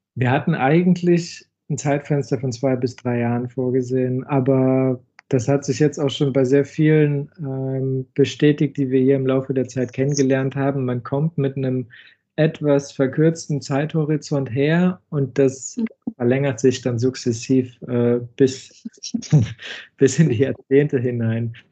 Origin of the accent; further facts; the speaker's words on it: Düsseldorf, North Rhine-Westphalia, Germany; moved away as an adult; also born or lived in Rosenheim, Germany; now in China; gebürtig aus dem Raum Düsseldorf